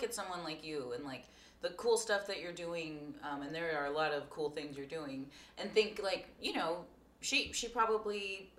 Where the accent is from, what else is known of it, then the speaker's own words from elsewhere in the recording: Corpus Christi, Texas, United States; I'm from Corpus.